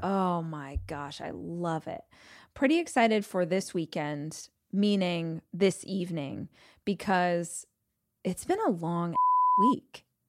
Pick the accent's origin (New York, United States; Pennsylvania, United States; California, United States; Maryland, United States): California, United States; Southern; If you are born and raised in California, Southern California